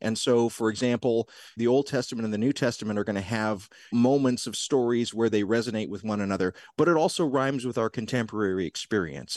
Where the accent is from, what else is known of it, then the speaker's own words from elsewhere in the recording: South Georgia, United States; also born or lived in Tennessee; I grew up in South Georgia